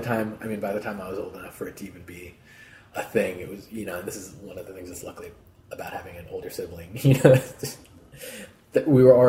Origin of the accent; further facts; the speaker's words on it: Peabody, Massachusetts, United States; Yeah, Massachusetts.